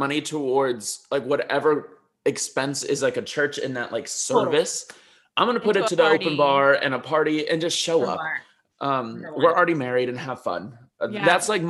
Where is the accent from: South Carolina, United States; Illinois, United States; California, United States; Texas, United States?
Illinois, United States; Chicago